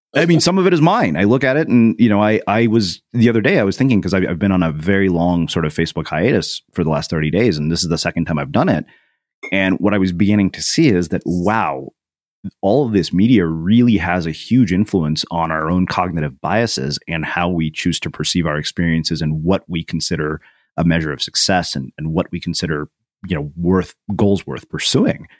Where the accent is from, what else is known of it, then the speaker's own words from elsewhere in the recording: a small Texas town, United States; as an Indian kid in a small Texas town